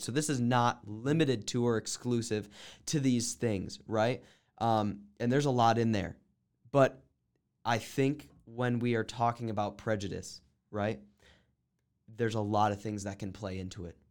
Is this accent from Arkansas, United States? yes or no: no; New Mexico, United States; I grew up in New Mexico